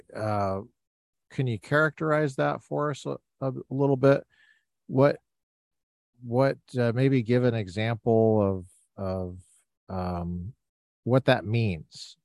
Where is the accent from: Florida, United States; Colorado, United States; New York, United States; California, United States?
Colorado, United States; Littleton; moved away; I grew up in Colorado, Littleton, Colorado